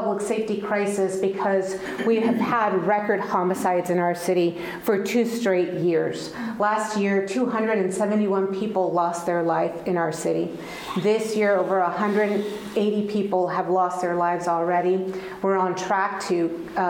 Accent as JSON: {"language": "English", "town": "El Paso", "region": "Texas", "country": "United States", "tie": "born or raised there", "first_language": "Spanish", "second_language": "English", "moved": "as an adult", "lives_now": "Indianapolis, United States", "said": "I grew up in El Paso, Texas. I spoke Spanish and later learned English when I went"}